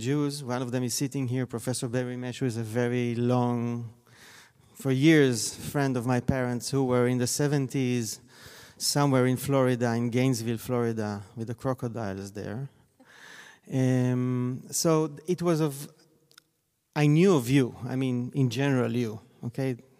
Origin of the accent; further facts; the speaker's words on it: Tel Aviv, Tel Aviv District, Israel; I grew up in Tel Aviv